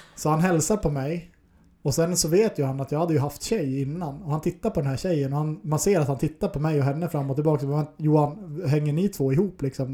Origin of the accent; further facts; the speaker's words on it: Norrland, Sweden; now in Stockholm, Sweden; den norrlänning jag är